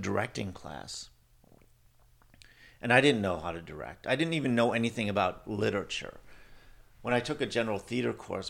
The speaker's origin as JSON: {"language": "English", "town": "Milwaukee", "region": "Wisconsin", "country": "United States", "tie": "born or raised there", "said": "Yeah, I grew up first in the Milwaukee area, and then my parents moved to a farm when I was 12 years old, an hour outside of Milwaukee."}